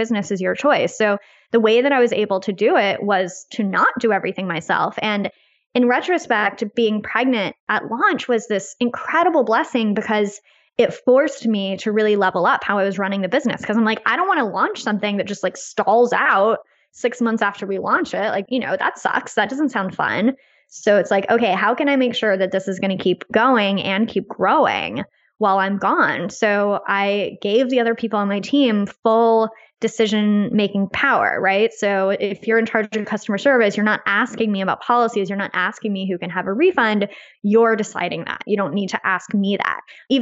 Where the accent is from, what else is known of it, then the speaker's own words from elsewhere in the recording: United States; as an American